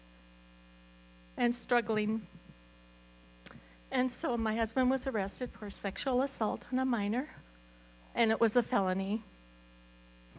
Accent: Glasgow, Montana, United States; also born or lived in Malta, Montana; I grew up in Glasgow. I was raised here.

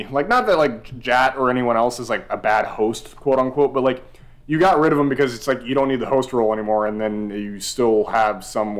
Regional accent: Texas, United States; as a Texan

